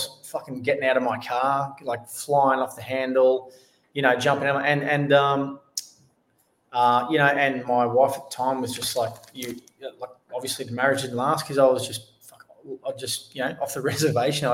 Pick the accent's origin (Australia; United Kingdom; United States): Australia; I'm an Australian soldier. Well, I was an Australian soldier